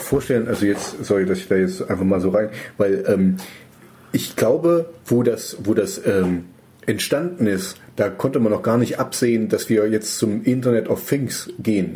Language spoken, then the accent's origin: German; Germany; als Deutscher